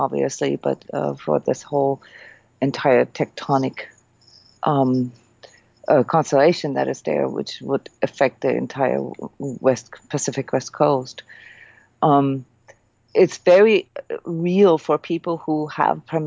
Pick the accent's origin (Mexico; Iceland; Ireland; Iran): Iceland; moved away; I'm from Iceland. I grew up with earthquakes